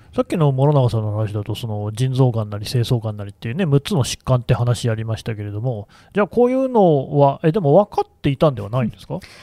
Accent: Aichi, Japan; 私、地元愛知

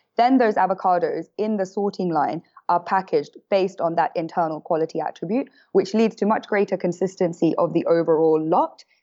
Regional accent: London, United Kingdom; moved away as an adult; now in San Francisco, United States; I am from London.

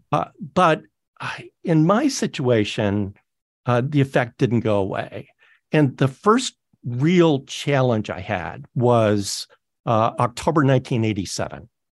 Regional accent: Toronto, Ontario, Canada; moved away; all in Toronto. That's my hometown

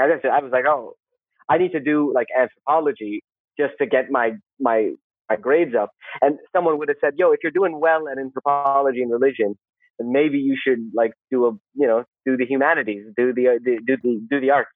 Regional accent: Saudi Arabia; moved away as an adult; also born or lived in Canada / South Korea; I grew up in Saudi in the like 80s and the 90s

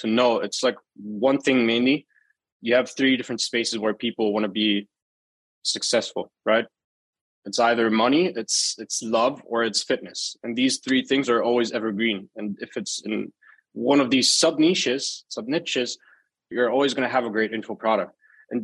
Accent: Germany; I was born and raised in Germany, lived all my life in Germany

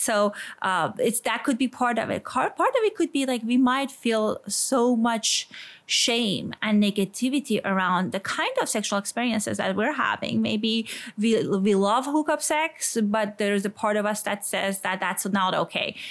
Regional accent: Iran; accent: Iranian; English is a second language; moved away; I grew up in a kind of, a, as people can guess from my accent, I'm Iranian in a conservative community

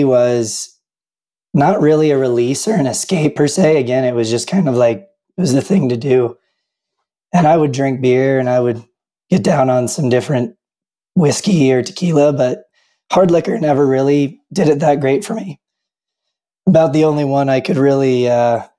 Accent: Tennessee, United States; moved away as an adult; now in Utah, United States; I grew up drinking moonshine in the Tennessee Hills, and I moved out to Utah sometime around 2005.

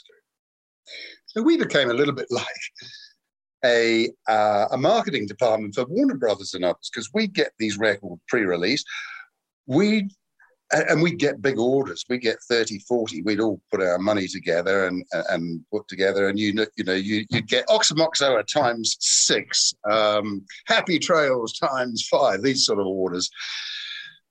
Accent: New Zealand; also born or lived in United Kingdom; I'm a Brit, but my family emigrated to New Zealand when I was 3 years

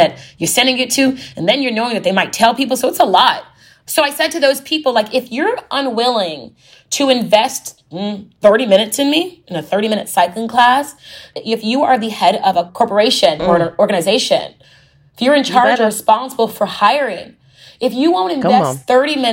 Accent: Houston, Texas, United States; I'm from Texas, Houston, Texas.

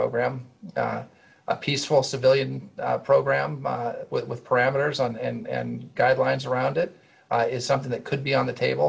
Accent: California, United States; I come from California

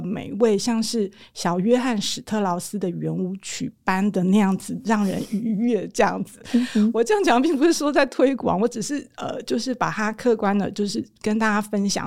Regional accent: Taiwan; 我们台湾人会吃羊肉炉

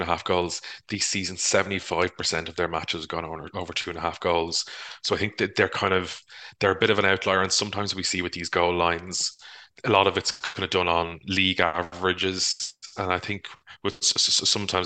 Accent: Ireland; as Irish people

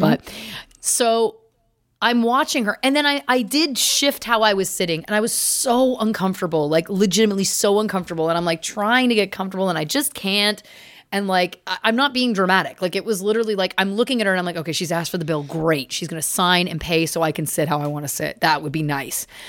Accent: Canada; I'm Canadian

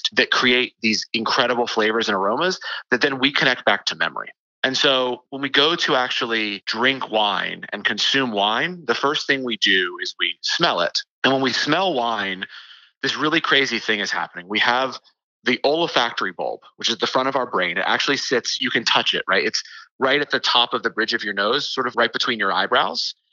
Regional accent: the South, United States; I grew up in the South

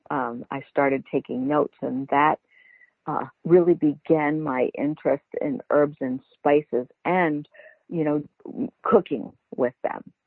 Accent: Baltimore, Maryland, United States; also born or lived in Italy / California; I lived I grew up in Baltimore City

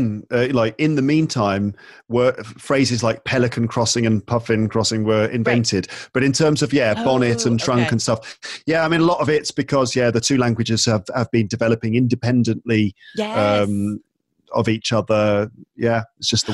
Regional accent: United Kingdom; as a British person

